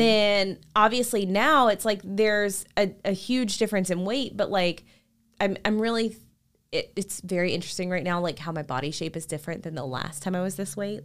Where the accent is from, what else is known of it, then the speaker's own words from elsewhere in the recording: Shreveport, Louisiana, United States; entire life in Louisiana